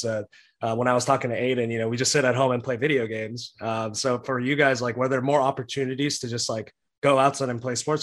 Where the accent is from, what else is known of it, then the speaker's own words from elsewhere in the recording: Texas, United States; I live in Texas. I was born in Texas